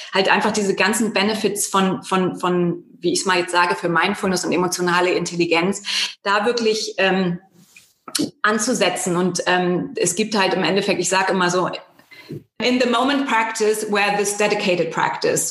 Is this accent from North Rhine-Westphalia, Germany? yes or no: no; Bremen, Germany; moved away as an adult; also born or lived in near Hamburg / United States / Netherlands / Denmark; now in Munich, Germany; ich bin eigentlich in Norddeutschland geboren, in der Nähe von, also, in der Nähe von Hamburg, ähm, bin dann aber auch in der Nähe von Bremen groß geworden